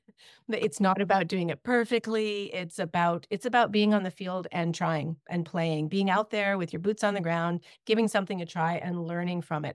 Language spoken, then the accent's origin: English; Ontario, Canada; moved away as an adult; now in British Columbia, Canada; I grew up in Ontario